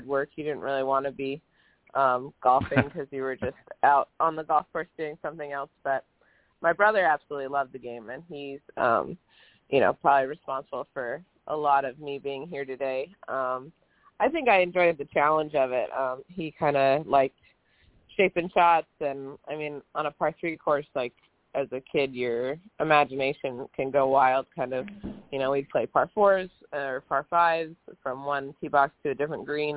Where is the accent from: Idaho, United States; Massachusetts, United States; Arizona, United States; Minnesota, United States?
Minnesota, United States; growing up in Minnesota, like high school golf was really important